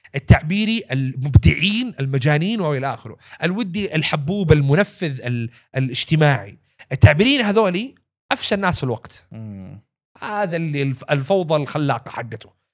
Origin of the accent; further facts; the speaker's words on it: Saudi Arabia; عندنا في السعودية